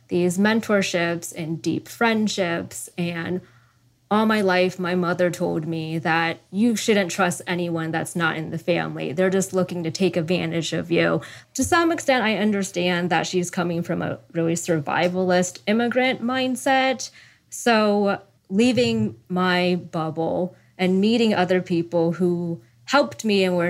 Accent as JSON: {"language": "English", "town": "Sacramento", "region": "California", "country": "United States", "tie": "born or raised there", "moved": "as an adult", "said": "So that's Sacramento, California"}